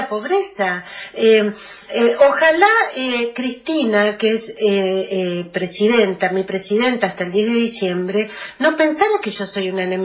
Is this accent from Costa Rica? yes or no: no; Argentina; los que no somos kirchneristas, simplemente lo que queremos que se nos reconozca es que nosotros también somos argentinos.